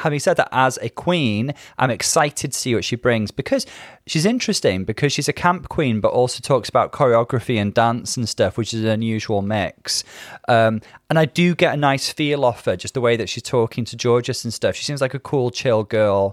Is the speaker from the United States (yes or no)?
no; United Kingdom; growing up in British kind of culture